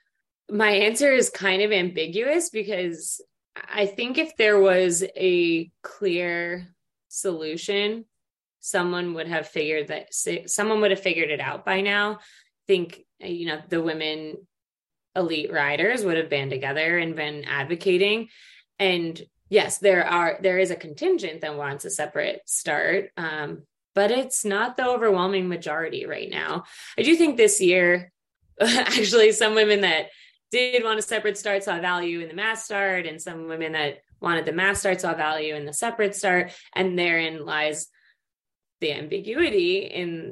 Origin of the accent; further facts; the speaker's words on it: United States; speaking as an American